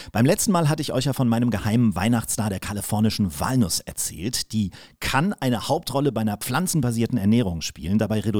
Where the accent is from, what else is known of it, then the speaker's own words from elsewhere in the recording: Kiel, Schleswig-Holstein, Germany; hat übrigens in meiner Heimatstadt studiert, in, in, in Kiel